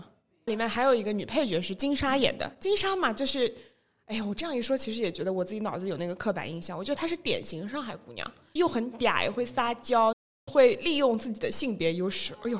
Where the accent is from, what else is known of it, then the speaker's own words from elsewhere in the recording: Shanghai, China; first language Shanghainese; 我一般都直接就说 I'm from 上海